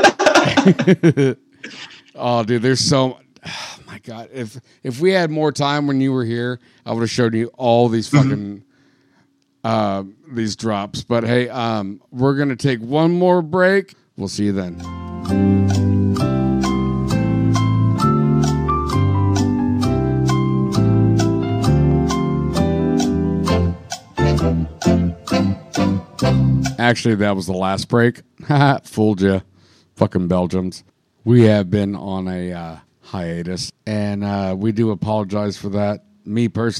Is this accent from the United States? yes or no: yes; Sarasota, Florida, United States; moved away; I'm from here, but I grew up in Sarasota.